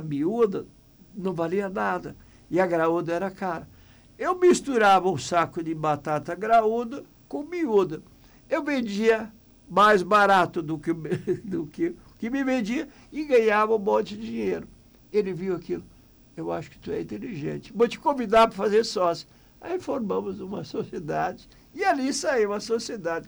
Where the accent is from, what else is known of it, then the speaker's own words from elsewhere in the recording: Bom Retiro do Sul, Rio Grande do Sul, Brazil; Portuguese is a second language; moved away as an adult; also born or lived in São Jerônimo; Eu vim lá de Bom Retiro